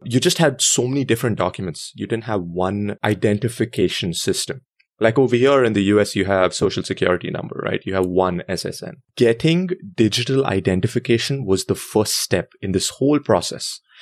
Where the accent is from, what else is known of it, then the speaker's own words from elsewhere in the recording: India; moved away as an adult; also born or lived in New York City, United States; now in United States; I was born there, and I lived there for twenty-two years